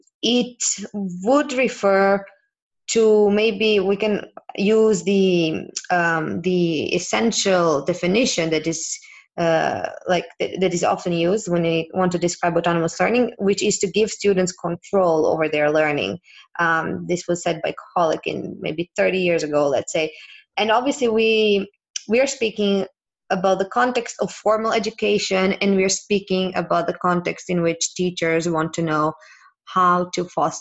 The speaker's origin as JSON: {"language": "English", "country": "Serbia", "moved": "yes", "lives_now": "Barcelona, Spain", "said": "I'm from Serbia originally, and I currently live in Spain, in Barcelona"}